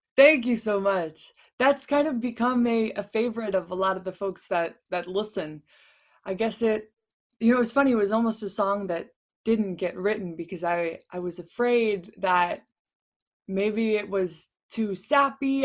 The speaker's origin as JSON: {"language": "English", "town": "Chicago", "region": "Illinois", "country": "United States", "also_born_or_lived": "Los Angeles", "moved": "yes", "said": "I'm from Chicago"}